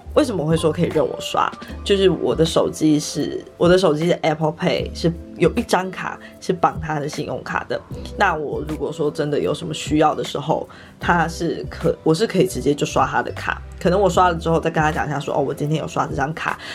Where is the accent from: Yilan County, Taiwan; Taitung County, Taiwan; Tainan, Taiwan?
Yilan County, Taiwan; Yilan; 我老家在宜兰，所以我们那时候就是过年期间全部的时间都在宜兰